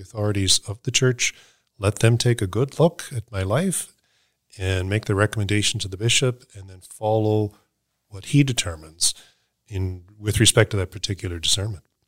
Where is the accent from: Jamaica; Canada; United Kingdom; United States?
Canada; Halifax, Nova Scotia; moved away; I grew up in Halifax